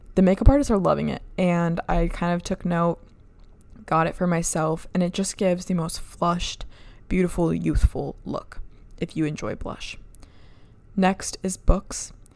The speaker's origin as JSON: {"language": "English", "region": "Michigan", "country": "United States", "tie": "born or raised there", "moved": "yes", "said": "I was working as an E R nurse up in Michigan, my hometown, and I was living at home"}